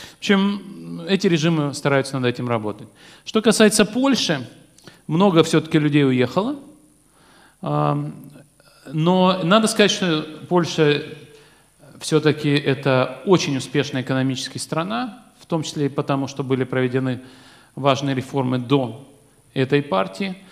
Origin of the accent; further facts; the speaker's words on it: Vladikavkaz, North Ossetia–Alania, Russia; moved away; Я родился во Владикавказе